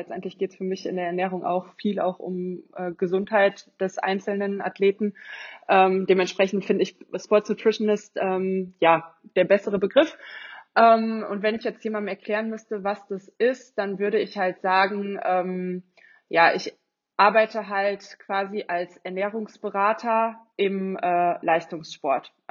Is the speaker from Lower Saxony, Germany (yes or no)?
no; Cologne, North Rhine-Westphalia, Germany; ich komme aus Köln.